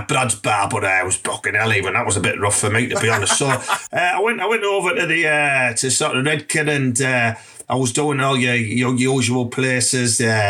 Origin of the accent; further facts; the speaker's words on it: Redcar, North East England, United Kingdom; I want to teach the lads of Teesside, particularly Redcar in my hometown and that, how you can book really fast, but still effective.